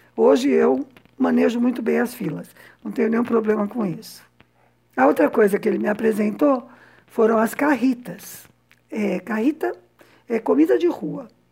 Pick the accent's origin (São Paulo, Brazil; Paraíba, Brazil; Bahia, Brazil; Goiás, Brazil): São Paulo, Brazil; moved away as an adult; also born or lived in Havana, Cuba; now in Cuba; eu cresci num conjunto residencial de uma fábrica no que naquela época era periferia de São Paulo